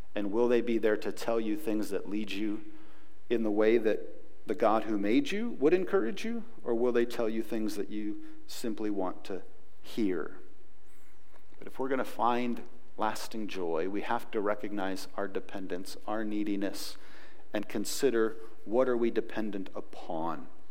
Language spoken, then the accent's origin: English; United States; We're nice Americans